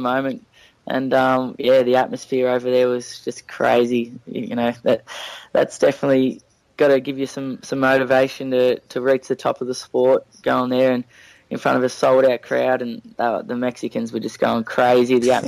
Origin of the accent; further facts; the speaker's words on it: Melbourne, Victoria, Australia; we grew up mainly around Croydon, Moorabark area